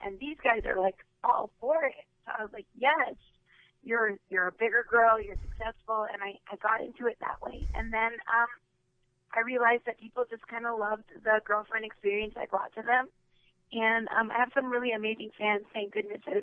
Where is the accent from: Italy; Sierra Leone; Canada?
Canada; also born or lived in Las Vegas; born and raised in Canada